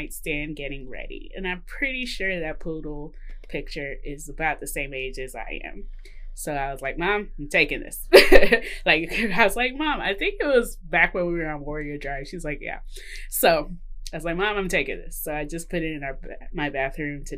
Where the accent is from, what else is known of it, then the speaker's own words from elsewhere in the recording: Mississippi, United States; moved away; my hometown in Mississippi